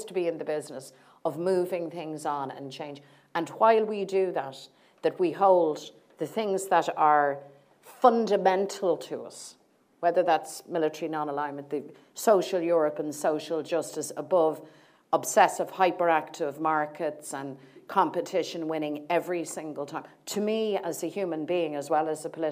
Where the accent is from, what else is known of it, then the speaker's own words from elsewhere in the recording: Ireland; as Irish people